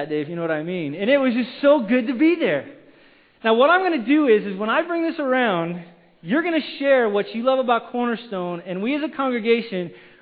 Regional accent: Wyoming, United States; now in Simi Valley, United States; I grew up in Wyoming, which is it's a cowboy state

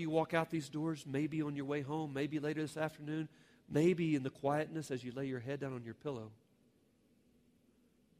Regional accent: Oklahoma, United States; my home state

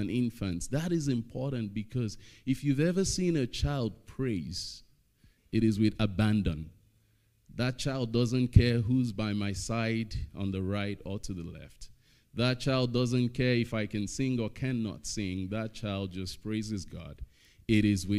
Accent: Nigeria; now in Estevan, Canada; I'm Nigerian

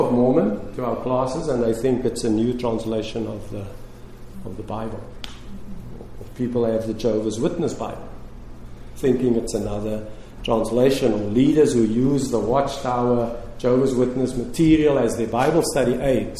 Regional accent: Cape Town, Western Cape, South Africa; Lorraine and I, my wife who is with me today, we grew up in Cape Town, South Africa, and that's where we lived and continue to live

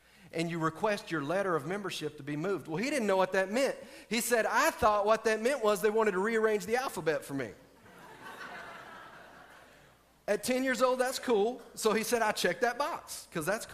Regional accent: Texas, United States; I'm from Texas

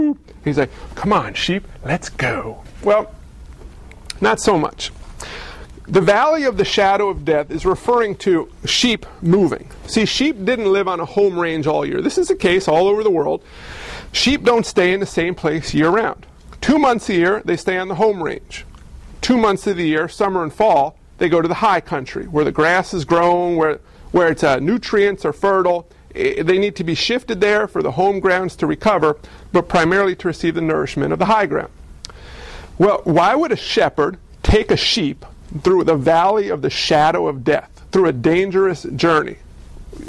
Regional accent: just outside New York City, United States; I grew up just outside New York City

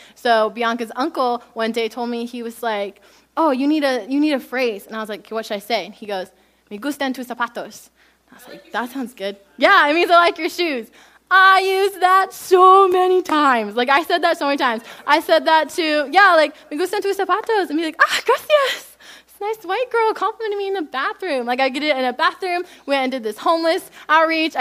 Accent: United States; I am American

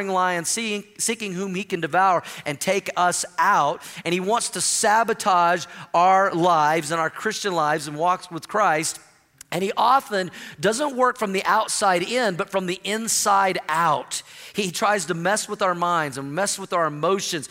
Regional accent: Oklahoma, United States; in my first grade class growing up in Oklahoma, I went to the same school, same elementary school all of my elementary years from kindergarten all the way through sixth grade

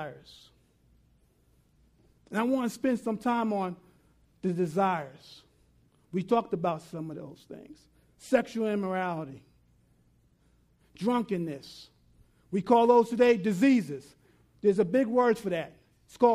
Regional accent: New York City, New York, United States; growing up, had a big yard. I'm from New York City, lived in South Ozone Park, had a great yard

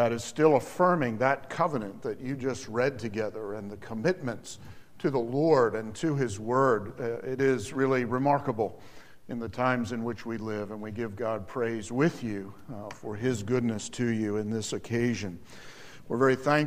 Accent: Alamance County, North Carolina, United States; I'm from Alamance County, North Carolina, a rural county.

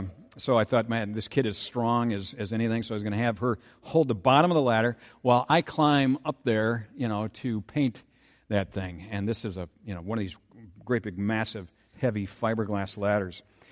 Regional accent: Saint Paul, Minnesota, United States; I first met this thing that I'm calling rarefied air when I was a kid growing up in the Battle Creek area of St. Paul.

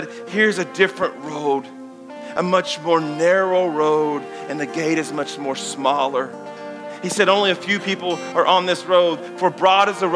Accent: Danville, Kentucky, United States; I grew up here in Danville, Kentucky

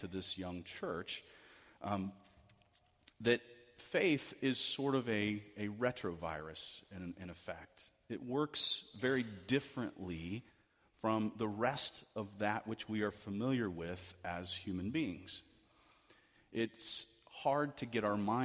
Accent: United States

